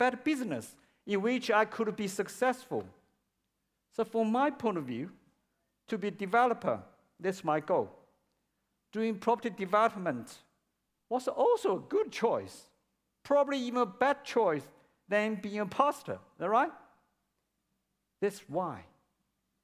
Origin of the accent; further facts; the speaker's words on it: China; English is a second language; moved away as an adult; now in Melbourne, Australia; my hometown in China, where my parents lived